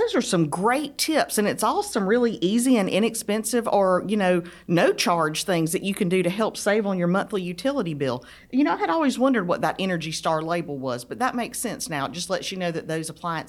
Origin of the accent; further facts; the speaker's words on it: South Georgia, United States; I grew up here in South Georgia